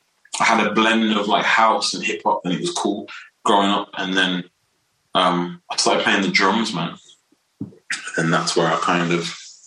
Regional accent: Wolverhampton, West Midlands, United Kingdom; I'm here right now. I still live here, born and raised.

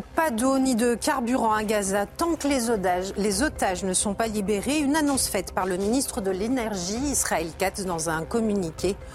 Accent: France; moi je réside en France, je suis française, je suis attachée à ce pays

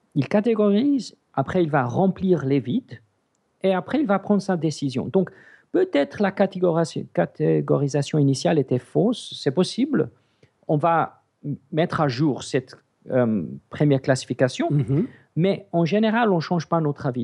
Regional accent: South Africa; French is a second language; now in Switzerland; j'ai grandi en Afrique du Sud. Mes parents sont grecs et le upgrade, c'est suisse

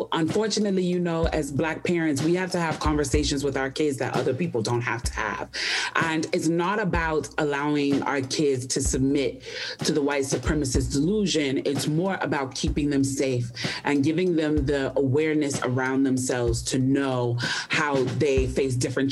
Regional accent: Chicago, Illinois, United States; now in Atlanta, United States; I have lived in Atlanta for a very long time, but Chicago is my hometown.

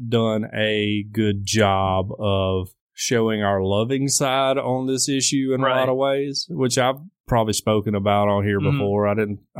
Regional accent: United States; But as an American, speaking strictly as American

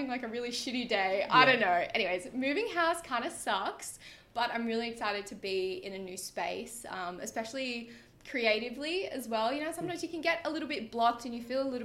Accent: Sydney, New South Wales, Australia; I'm literally from Sydney

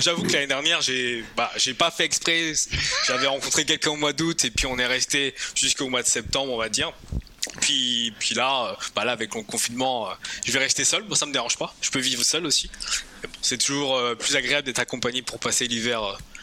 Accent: France; now in Quebec, Canada; en tant que Français

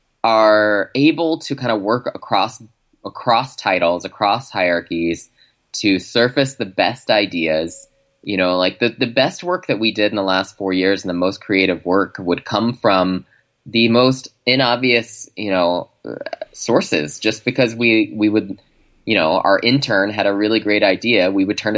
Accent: Chicago, Illinois, United States; I mean, I'm from Chicago. So … obviously is near and dear to my heart.

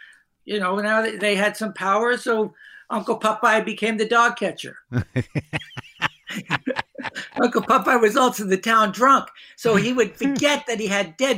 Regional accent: Hoboken, New Jersey, United States; I grew up in Hoboken, New Jersey, small town.

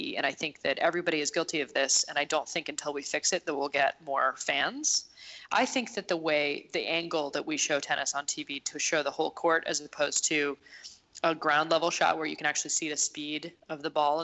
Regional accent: Montreal, Quebec, Canada; my hometown of Montreal

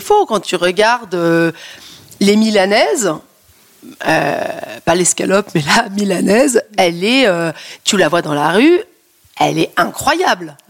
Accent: Paris, Île-de-France, France; je suis parisienne, parce que j'habite à Paris

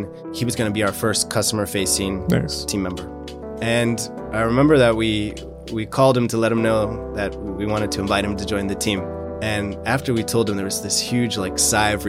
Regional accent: St. Louis, Missouri, United States; moved away as an adult; also born or lived in Benin; now in Accra, Ghana; I'm originally from St. Louis, Missouri, in the Midwest

